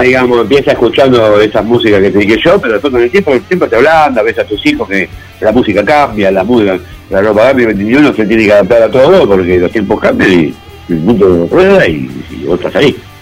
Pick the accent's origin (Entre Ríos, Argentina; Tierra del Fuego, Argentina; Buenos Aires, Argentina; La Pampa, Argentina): Buenos Aires, Argentina; yo soy de Buenos Aires